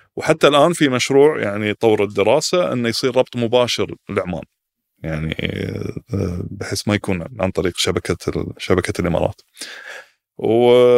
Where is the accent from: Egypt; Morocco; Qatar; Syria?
Qatar; عندنا في قطر